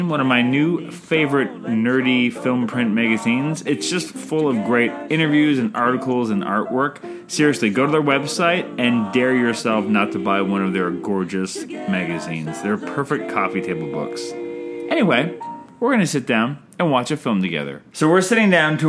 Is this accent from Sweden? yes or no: no; Canada; I'm Canadian filmmaker